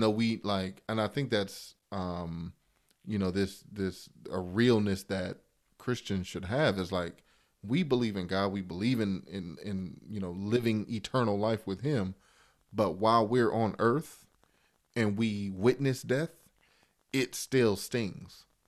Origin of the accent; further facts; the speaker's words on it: Chicago, Illinois, United States; I grew up in Chicago